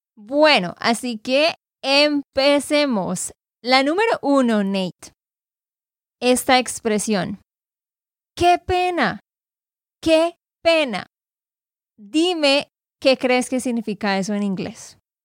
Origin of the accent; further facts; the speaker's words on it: Santander, Colombia; de Santander, Colombia.